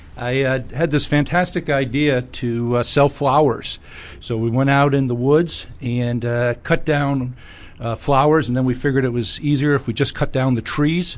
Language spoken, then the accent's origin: English; Scranton, Pennsylvania, United States; I'm from Scranton, Pennsylvania.